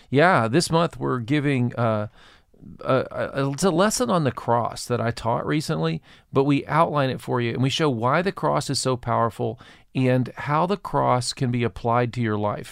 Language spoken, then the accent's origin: English; Murfreesboro, Tennessee, United States; I grew up in Murfreesboro, Tennessee